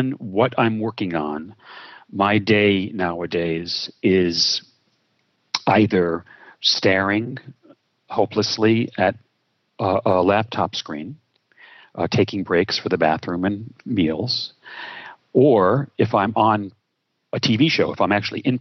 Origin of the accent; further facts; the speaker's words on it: New York City, New York, United States; I was born in Brooklyn, New York, which I believe is a disproportionate source of fun and talent. And I'm grateful to have been spawned there